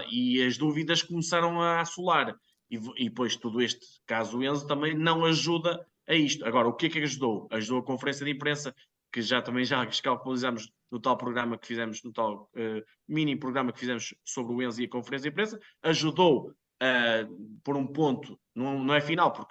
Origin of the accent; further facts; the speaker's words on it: Póvoa de Varzim, Porto District, Portugal; até vem da formação da minha terra, da Paula de Barzinho, do Varzim